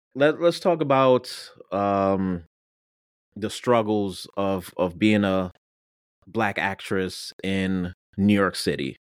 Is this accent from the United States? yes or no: no; Jamaica; moved away; I'm Jamaican